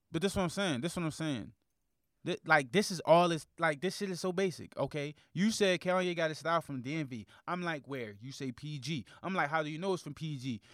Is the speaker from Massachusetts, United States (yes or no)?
no; Baltimore, Maryland, United States; I'm from Baltimore